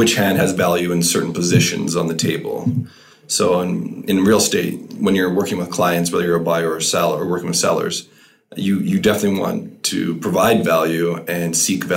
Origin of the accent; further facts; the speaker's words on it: Camrose, Alberta, Canada; now in Edmonton, Canada; I'm originally from Camrose, and I've lived in Edmonton, I think, for 12, 13 years now.